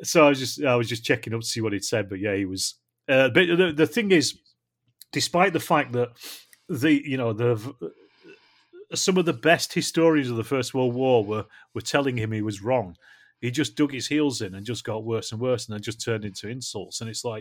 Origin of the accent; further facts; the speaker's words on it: Ireland; now in California, United States; So I'm the Irish guy who's in California.